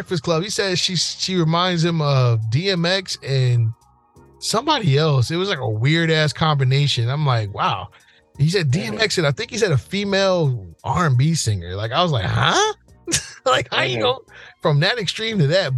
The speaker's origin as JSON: {"language": "English", "region": "New Jersey", "country": "United States", "tie": "born or raised there", "said": "growing up in Jersey"}